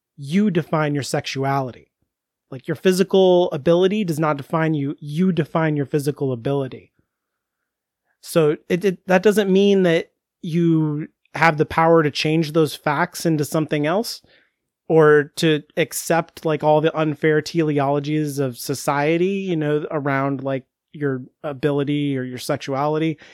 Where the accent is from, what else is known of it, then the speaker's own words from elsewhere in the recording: United States; I'm American.